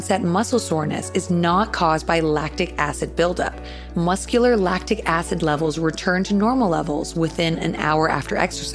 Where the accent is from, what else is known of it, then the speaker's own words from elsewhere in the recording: Canada; being Canadian